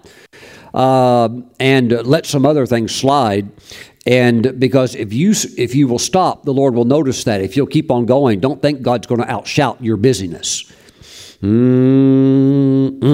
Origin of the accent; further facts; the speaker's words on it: Gulf Coast, United States; I grew up on the Gulf Coast